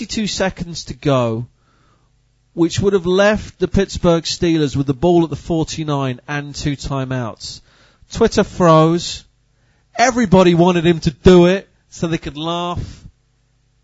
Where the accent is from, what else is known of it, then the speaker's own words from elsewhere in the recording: United Kingdom; as a British fan of the sport